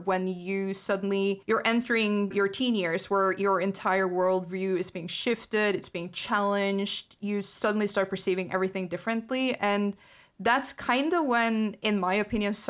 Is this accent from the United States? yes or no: no; Norway; growing up in Norway